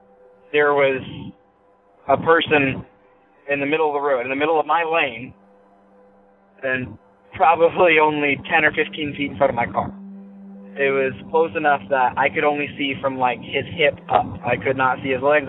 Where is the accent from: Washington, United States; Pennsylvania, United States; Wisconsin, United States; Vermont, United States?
Washington, United States; near East Wenatchee; I'm from Washington, and I live in this little area. There's a town called East Wenatchee, and it's pretty big to me because I grew up on top of a mountain that's right nearby